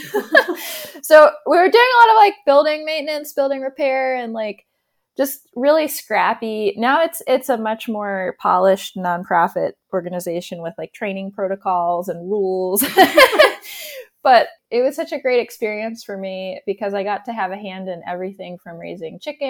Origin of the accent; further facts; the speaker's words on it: Towson, Maryland, United States; I grew up in Towson